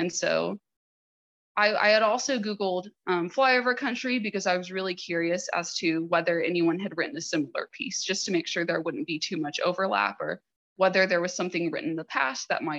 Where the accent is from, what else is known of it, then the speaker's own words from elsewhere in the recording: George West, Texas, United States; moved away; I'm actually from South Texas. And I grew up fairly close to urban areas, even though my town was very small. George West has a population maybe of about 2,400 people